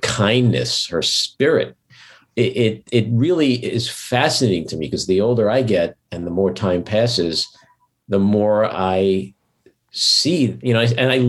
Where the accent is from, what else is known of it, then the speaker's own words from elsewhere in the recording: New York City, New York, United States; I was born and raised in Queens. Like I'm a New York guy